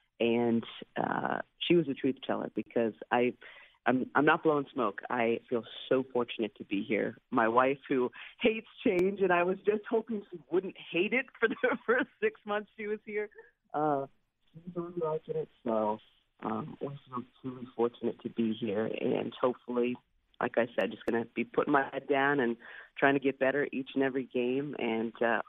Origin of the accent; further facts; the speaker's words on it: West Coast, United States; moved away as an adult; now in Philadelphia, United States; growing up on the West Coast